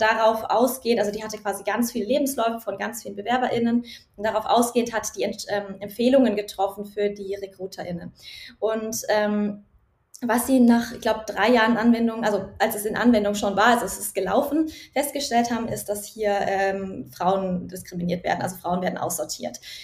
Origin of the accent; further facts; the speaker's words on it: Nuremberg Metropolitan Region, Bavaria, Germany; Ich komme aus der Metropolregion Nürnberg. Äh, da bin ich aufgewachsen und da lebe ich auch noch